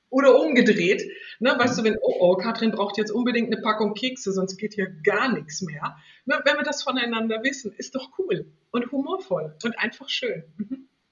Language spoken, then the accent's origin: German; Northern Germany, Germany; now in Switzerland; ich komme aus Norddeutschland und das weite, flache Land, das ist in meinen Genen drin, auch wenn ich jetzt in der Schweiz lebe